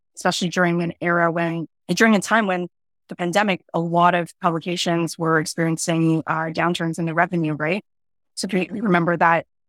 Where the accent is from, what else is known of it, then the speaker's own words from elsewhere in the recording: Toronto, Ontario, Canada; I grew up in an area, um, a suburb called Scarborough, which is an inner suburb in Toronto